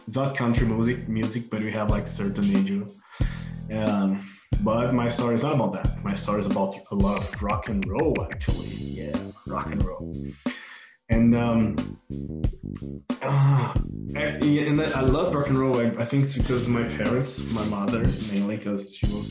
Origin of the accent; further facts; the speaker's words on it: Goiânia, Goiás, Brazil; also born or lived in Belo Horizonte, Brazil; now in Los Angeles, United States; I was born in Belo Horizonte, in the southeast of Brazil. But I grew up in Goiânia, a city close to Brasília, the capital city of Brazil